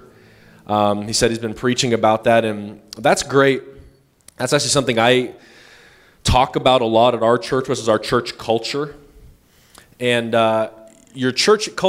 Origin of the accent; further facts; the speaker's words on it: Northern California, United States; We're from Northern California